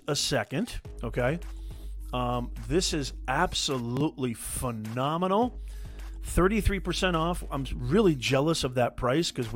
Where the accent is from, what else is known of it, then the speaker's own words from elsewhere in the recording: Logan, Utah, United States; I was born in Utah. Logan, Utah, to be specific